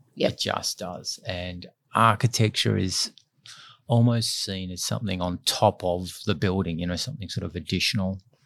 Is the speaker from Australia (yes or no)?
yes; Perth, Western Australia, Australia; I grew up in Perth, enjoying living Scarborough Beach beside the ocean.